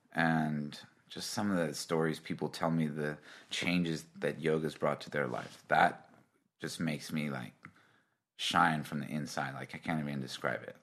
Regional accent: Kauai, Hawaii, United States; moved away as an adult; now in Melbourne, Australia; I grew up in Hawaii on the island of Kauai

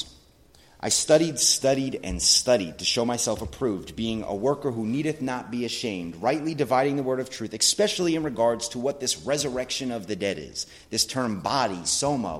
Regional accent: United States; me being an American

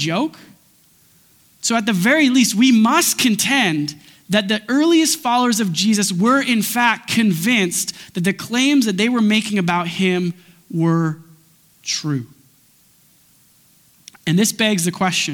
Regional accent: Grande Prairie, Alberta, Canada; I was born at 8 p.m. in Alberta time in Grand Prairie, Alberta

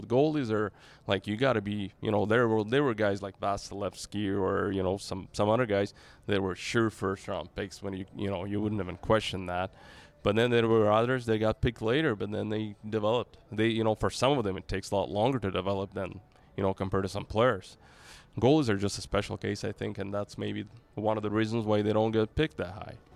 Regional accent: Saint Petersburg, Russia; in Saint Petersburg, my hometown

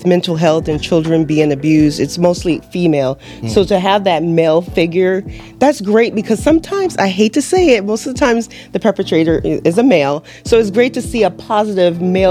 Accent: Los Angeles, California, United States; now in Southwest Florida, United States; I'm originally from Los Angeles

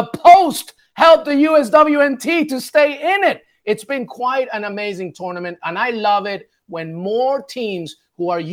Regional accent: England, United Kingdom; also born or lived in Peru; I'm Peruvian, but I was born in England and I have family in England.

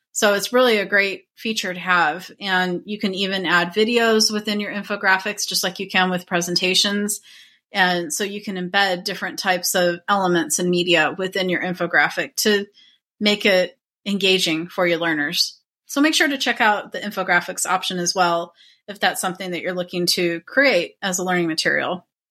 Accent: Arizona, United States; I was born and raised in Arizona, and I still live here

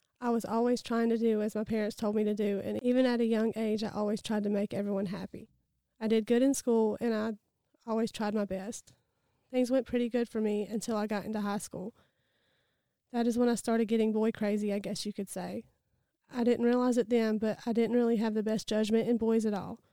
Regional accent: Easley, South Carolina, United States; I was born in Easley, South Carolina. I have been in Pickens County my entire life

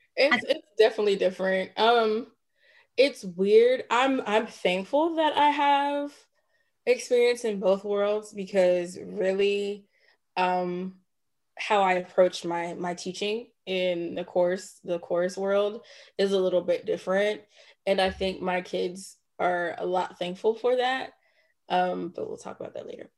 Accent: Jonesboro, Georgia, United States; also born or lived in Atlanta, Georgia / Nashville, Tennessee; grew up in Clayton County, graduate of Clayton County. So shout out to Clayton County, Jonesboro.

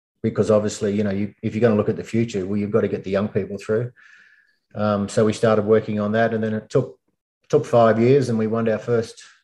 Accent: Bathurst, New South Wales, Australia; moved away as an adult; now in Sydney, Australia; I moved from Bathurst, grew up there, went to school and uni there, and then moved down to Sydney

